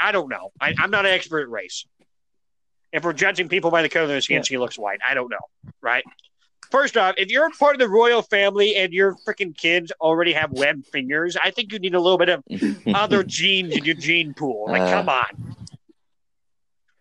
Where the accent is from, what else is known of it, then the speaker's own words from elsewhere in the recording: United States; I'm saying this as an American